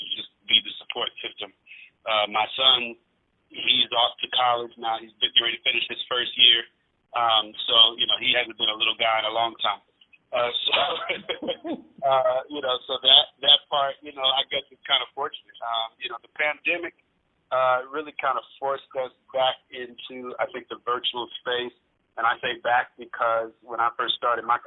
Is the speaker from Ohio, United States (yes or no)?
no; Washington, District of Columbia, United States; also born or lived in Battle Creek, Michigan, United States; when I was a little kid, my mother, she just believed in my talent, and she moved to D.C.